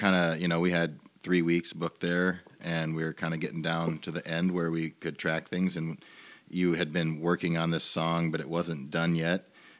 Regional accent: Northwest Iowa, United States; also born or lived in Ames, Iowa; my hometown in Northwest Iowa

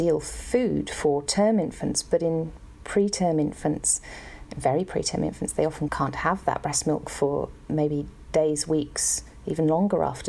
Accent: Brockworth, South West England, United Kingdom; moved away as an adult; also born or lived in London, United Kingdom / New Zealand; I grew up in Brockworth in the UK

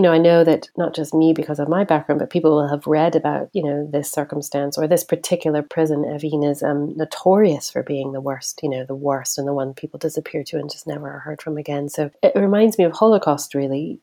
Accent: Tehran, Tehran Province, Iran; moved away; I grew up in Tehran in the city

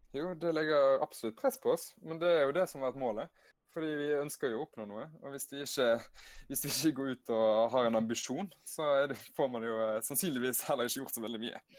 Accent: Hardanger, Vestland, Norway; also born or lived in Bergen; Født i ah. Bergen, vokste opp i Hardanger

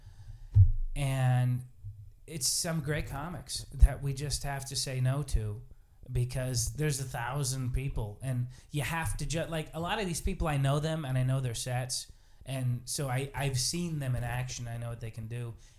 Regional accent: Billings, Montana, United States; I was raised in Billings

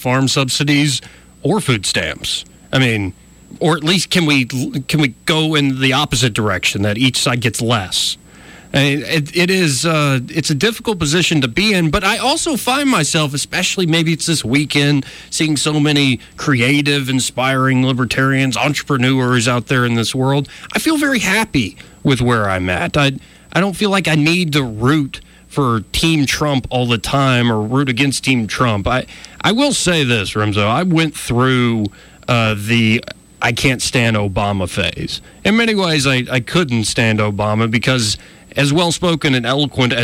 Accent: Alabama, United States; We're both from Alabama. We both kind of grew up in a conservative culture

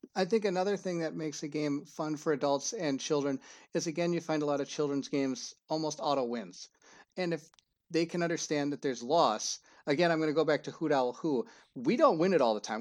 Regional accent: Minnesota, United States; I'm not from Cedar Rapids, Iowa, I'm from Minnesota

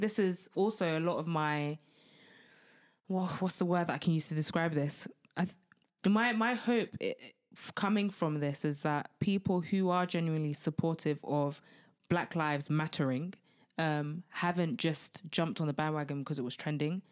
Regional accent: United Kingdom; being Black British

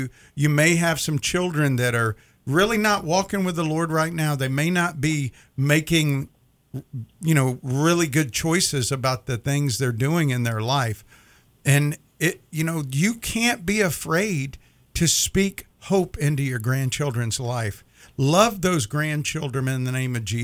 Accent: Mississippi, United States; I grew up in Mississippi

